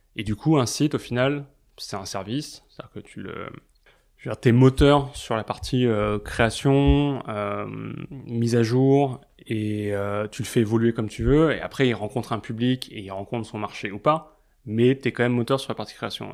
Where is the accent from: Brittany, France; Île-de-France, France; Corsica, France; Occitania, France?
Île-de-France, France; Paris; j'ai grandi à Paris